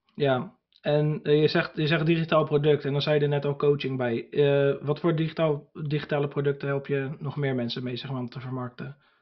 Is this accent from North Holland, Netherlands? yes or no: no; Ridderkerk, South Holland, Netherlands; moved away as an adult; now in Burgh-Haamstede, Netherlands; ik kom dus oorspronkelijk uit Ridderkerk, dat is eh, naast Rotterdam